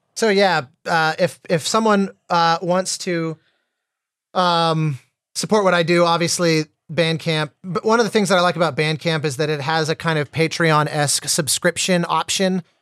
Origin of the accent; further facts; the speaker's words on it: Colorado, United States; as a kid growing up in Colorado